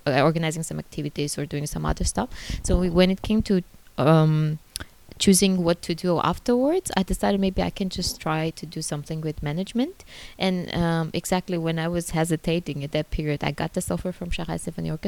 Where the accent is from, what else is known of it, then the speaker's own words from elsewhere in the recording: Armenia; moved away as an adult; now in China; I was proudly saying that I'm from Armenia